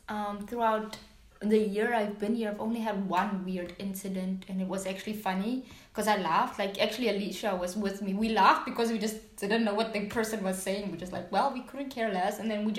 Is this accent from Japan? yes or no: no; Namibia; moved away as an adult; also born or lived in United States; now in Kraków, Poland; Don't tell me I'm from South Africa. It's like, no, I am from Namibia.